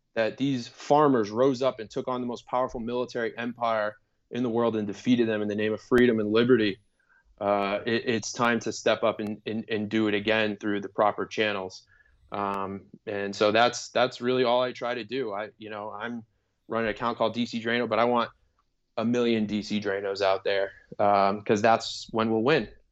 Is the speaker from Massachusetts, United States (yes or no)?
yes; Boston, Massachusetts, United States; moved away as an adult; also born or lived in Chicago / Los Angeles; I'm originally from the Boston area